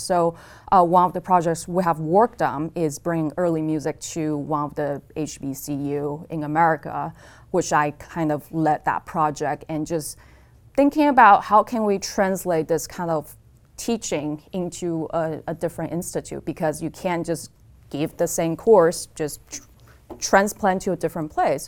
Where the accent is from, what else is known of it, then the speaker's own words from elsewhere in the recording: Taipei, Taiwan; moved away as an adult; also born or lived in California / Stony Brook; now in Eugene, United States; I was born in Taipei, Taiwan, and I came to the States, um, to pursue undergrad degree in engineering